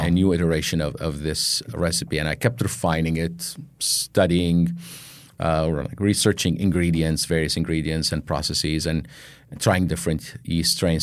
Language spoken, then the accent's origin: English; Baghdad, Baghdad Governorate, Iraq; moved away as an adult; now in United States; I was born in Baghdad, Iraq, um, grew up and, uh, grew up there, went to college and everything